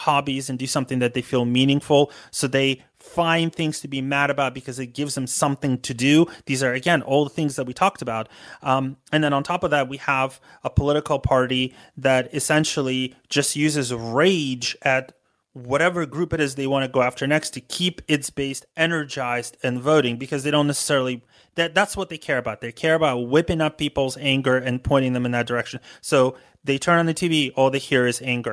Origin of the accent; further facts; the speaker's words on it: United States; as an American